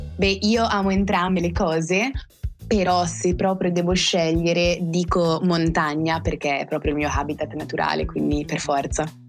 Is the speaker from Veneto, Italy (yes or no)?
no; Val Seriana, province of Bergamo, Lombardy, Italy; io vengo dall'estremo nord Italia, precisamente da Bergamo, ma in realtà non è così precisa come indicazione perché abito in Val Seriana, cioè in un paesino in provincia di Bergamo